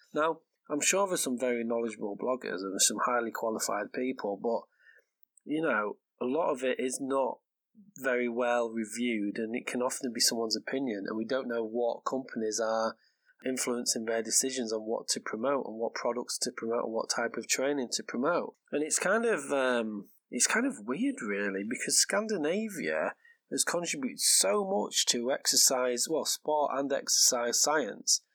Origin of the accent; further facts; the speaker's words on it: England, United Kingdom; first language English; moved away as an adult; now in Norway; I am English, so I'm the English half of this podcast.